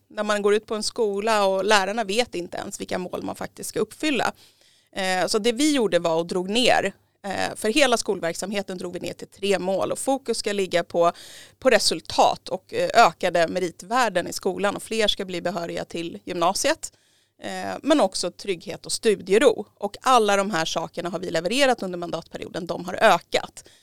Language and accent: Swedish; Järfälla, Stockholm County, Sweden; jag har bott i Järfälla i hela mitt liv. Jag är uppväxt i Kallhäll